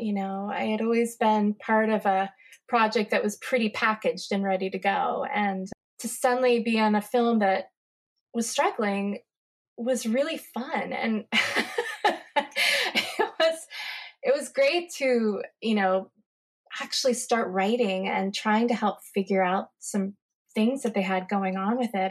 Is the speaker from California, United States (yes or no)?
no; Upper Arlington, Ohio, United States; I am from Upper Arlington, Ohio, which is right next to the Ohio State University in Columbus, Ohio